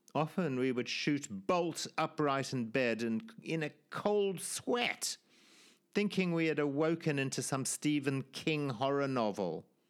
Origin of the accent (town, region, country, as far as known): Zimbabwe; born or raised there